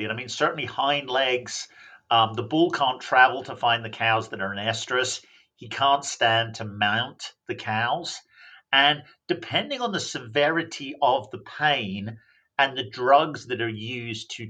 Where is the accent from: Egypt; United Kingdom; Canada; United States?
United Kingdom; England; And I should point out I'm actually from England. I don't know what the hell happened to my accent, but it confuses people.